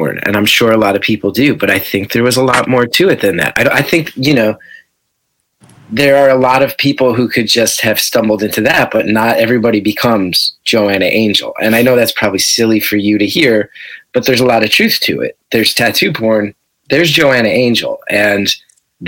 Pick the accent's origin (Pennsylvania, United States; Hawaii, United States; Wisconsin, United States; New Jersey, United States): New Jersey, United States; West Orange; also born or lived in New Brunswick; a bunch of friends of mine who I grew up with in West Orange